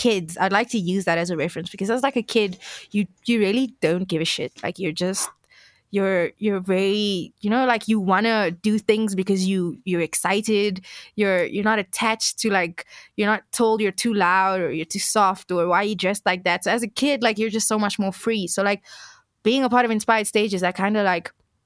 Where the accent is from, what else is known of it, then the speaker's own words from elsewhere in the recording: Cape Town, Western Cape, South Africa; I come from Alsace River, right? And that's in Cape Town. And all the places, like, I went to Alsace River High